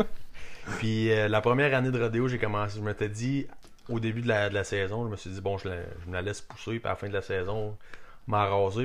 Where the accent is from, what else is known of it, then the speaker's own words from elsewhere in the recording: Saint-Félix-de-Kingsey, Quebec, Canada; also born or lived in Warwick, Quebec; now in Drummondville, Canada; on a déménagé à Saint-Félix de Kingsey. Où ce que, dans le fond, les parents à mon père étaient. Mon père lui travaillait là-bas, fait qu'on a passé encore pas mal de temps, quasiment un autre 7 ans là-bas